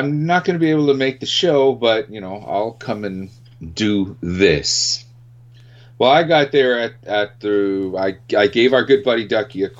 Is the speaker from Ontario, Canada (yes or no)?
no; Winnipeg, Manitoba, Canada; up here in Canada, in my hometown of Winnipeg